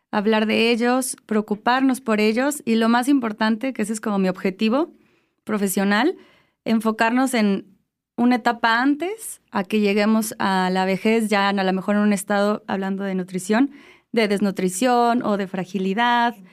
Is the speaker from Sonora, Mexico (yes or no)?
no; Morelia, Michoacán, Mexico; also born or lived in Spain; soy aquí de Morelia, aquí estudié, aquí de hecho hice mi licenciatura en psicología